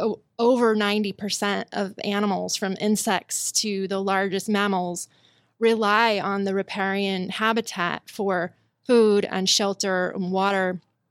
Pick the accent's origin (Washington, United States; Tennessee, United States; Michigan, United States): Washington, United States; Spokane; growing up in Spokane, we were always told that we had an infinite supply of water and that water never runs out.